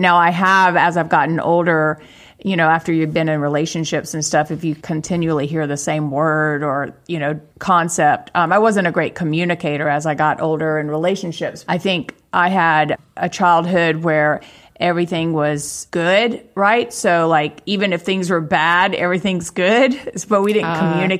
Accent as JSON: {"language": "English", "region": "South Carolina", "country": "United States", "tie": "born or raised there", "also_born_or_lived": "Charleston, South Carolina", "moved": "as an adult", "lives_now": "Los Angeles, United States", "said": "I grew up in South Carolina, in Charleston, South Carolina. But then when my mom and dad divorced, we moved away about 2 hours away to a tiny town of like 5,000 people."}